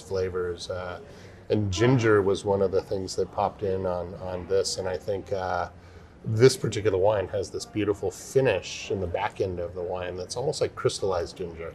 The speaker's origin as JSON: {"language": "English", "region": "California", "country": "United States", "tie": "born or raised there", "said": "I grew up in Lake Tahoe, up in the mountains uh, mm-hmm. of California"}